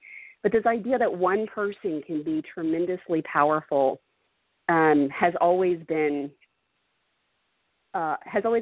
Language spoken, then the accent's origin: English; Dallas, Texas, United States; growing up in Dallas, which historically has been a very segregated city